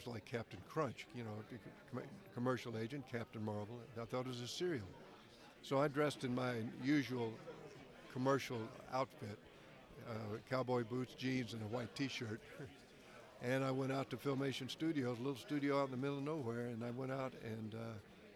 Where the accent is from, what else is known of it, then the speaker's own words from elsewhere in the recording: Montgomery, Alabama, United States; accent: Southern; moved away; I'd have to have one of them Southern accents because I was from Montgomery, Alabama